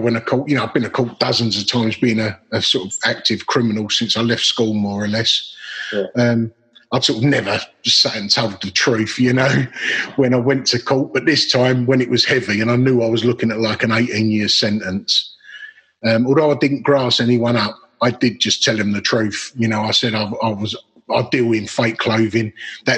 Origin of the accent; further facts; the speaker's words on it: Dagenham, London, United Kingdom; I grew up in Dagenham, which is Essex, East London, border, one-parent family, council estate